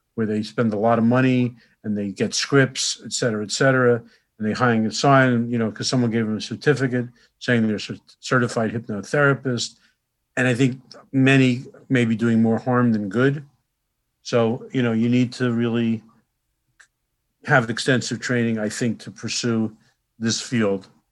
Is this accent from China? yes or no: no; Newark, New Jersey, United States; I grew up right next door in Newark